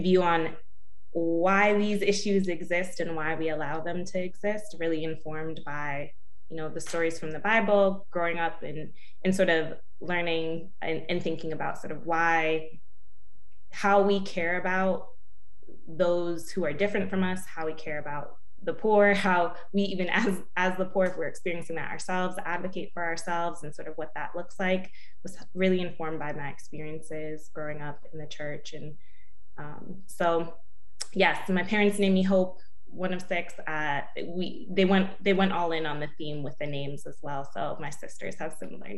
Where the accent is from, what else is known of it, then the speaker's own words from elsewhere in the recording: New Haven, Connecticut, United States; I'm from New Haven, Connecticut